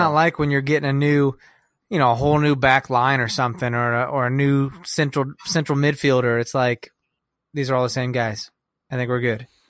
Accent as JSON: {"language": "English", "region": "Kansas", "country": "United States", "moved": "yes", "lives_now": "Chicago, United States", "said": "We're from Kansas"}